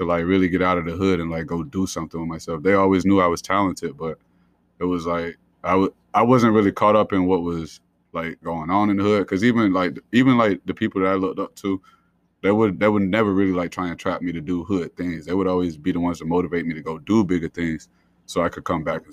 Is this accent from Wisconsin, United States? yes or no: no; Columbus, Georgia, United States; moved away as an adult; also born or lived in Providence, Rhode Island / North Carolina; now in Rhode Island, United States; So I grew up in Columbus, Georgia, originally from Providence, Rhode Island. Spent really pretty much all my childhood, all my teenage years in Georgia